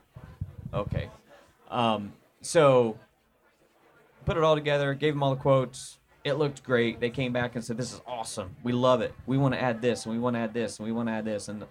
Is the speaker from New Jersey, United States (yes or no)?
no; Indiana, United States; I'm from Indiana, so, you know, I speak American, not English